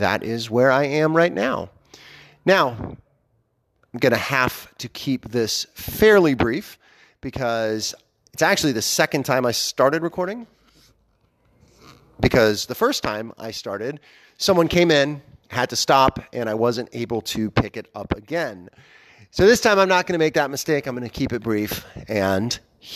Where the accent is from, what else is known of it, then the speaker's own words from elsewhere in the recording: Pittsburgh, Pennsylvania, United States; now in Columbus, Ohio, United States; I was born in Pittsburgh and still have extended family there